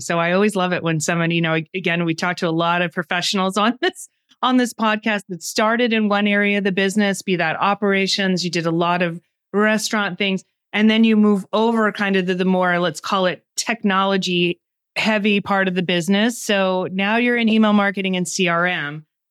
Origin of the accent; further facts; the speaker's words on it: United States; speaking as an American